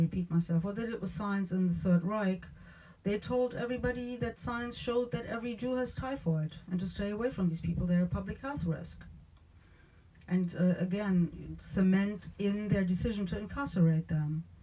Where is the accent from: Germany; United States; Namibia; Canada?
Germany; moved away; I'm from Germany originally